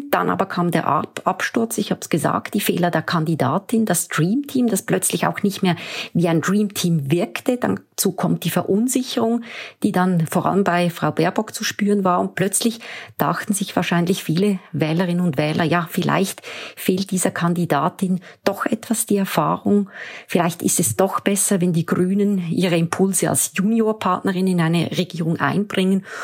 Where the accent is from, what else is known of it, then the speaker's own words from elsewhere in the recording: Switzerland; Und wenn Sie mir die Bemerkung als Schweizerin erlauben